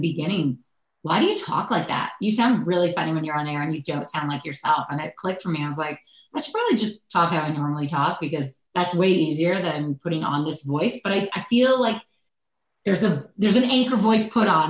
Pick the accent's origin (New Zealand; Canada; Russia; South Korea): Canada; Oakville, Ontario; also born or lived in Ridgewood, New Jersey / Yuma, Arizona; now in Toronto, Canada; growing up in Oakville